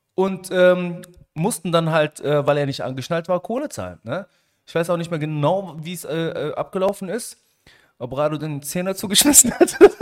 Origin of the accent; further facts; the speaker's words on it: Germany; Ich bin ja auch Marokkaner. Mhm. In Deutschland geboren und aufgewachsen